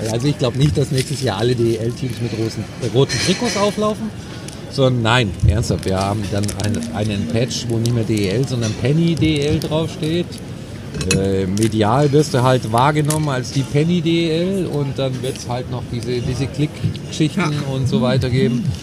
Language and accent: German; Munich, Bavaria, Germany; Aber ganz ehrlich, so als Münchner hätte vor ein paar Jahren